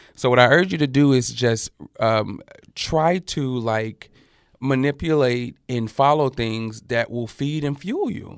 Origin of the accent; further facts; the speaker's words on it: Birmingham, Alabama, United States; moved away as an adult; also born or lived in New York / Atlanta; now in Los Angeles, United States; I grew up in Al-, Birmingham, Alabama